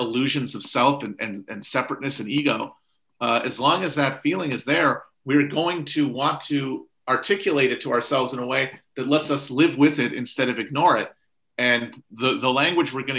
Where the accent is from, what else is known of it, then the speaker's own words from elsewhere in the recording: United States; secular Americans, who I am